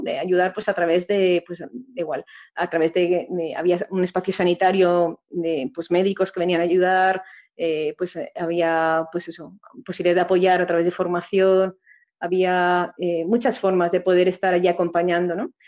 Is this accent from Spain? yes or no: yes; a village near Valencia, Valencian Community, Spain; mi pueblo